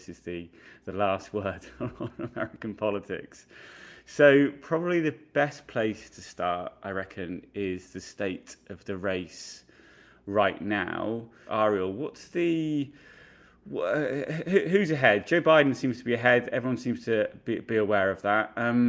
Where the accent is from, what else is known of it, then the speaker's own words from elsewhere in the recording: United Kingdom; moved away as an adult; now in United States; I'm a British journalist living and working in America